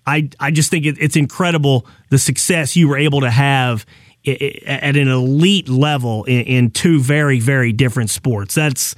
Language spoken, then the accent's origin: English; Arkansas, United States; Personal story here. I'm from Arkansas. I grew up as a Cowboys fan.